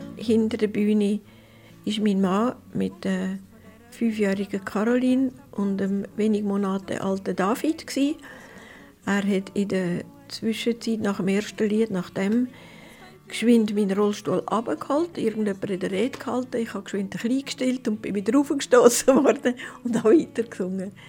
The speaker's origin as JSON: {"language": "German", "area": "Prättigau", "region": "Graubünden", "country": "Switzerland", "tie": "born or raised there", "said": "ins Brettigau, wo es meine Heimat ist"}